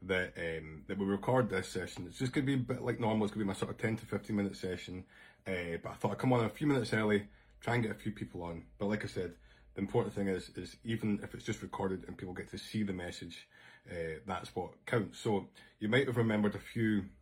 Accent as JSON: {"language": "English", "region": "Scotland", "country": "United Kingdom", "said": "I'm Scottish"}